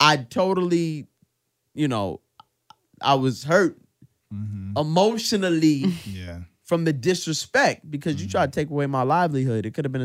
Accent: New York City, New York, United States; we're from Brooklyn

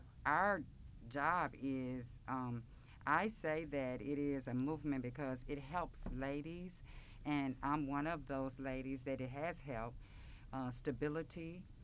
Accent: Memphis, Tennessee, United States; I grew up in Orange Mound

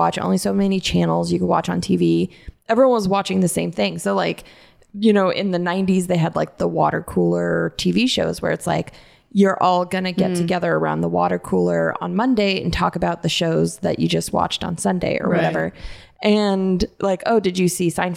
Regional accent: Tucson, Arizona, United States; also born or lived in Mesa, Arizona; I grew up in Arizona

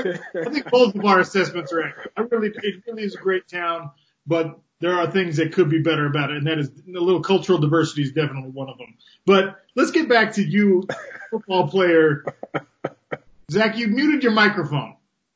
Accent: Utah, United States; I grew up in Utah

